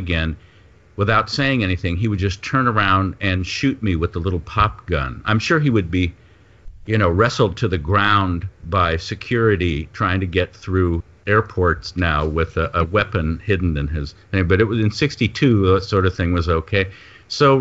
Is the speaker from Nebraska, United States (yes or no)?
no; Los Angeles, California, United States; also born or lived in St. Louis, Missouri / New York; our family moved to L.A. when I was about 8 because of my father's job